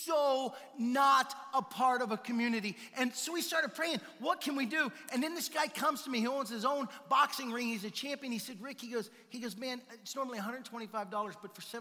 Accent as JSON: {"language": "English", "region": "the South", "country": "United States", "moved": "yes", "lives_now": "Simi Valley, United States", "said": "we're from the South"}